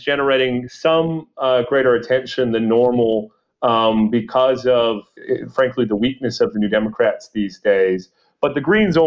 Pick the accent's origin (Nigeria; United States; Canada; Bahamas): Canada